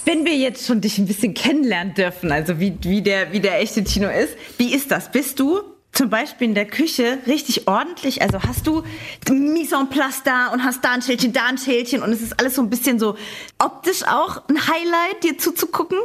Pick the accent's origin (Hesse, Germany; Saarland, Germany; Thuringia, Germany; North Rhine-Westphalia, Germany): Saarland, Germany; hier im Saarland, wo ich herkomme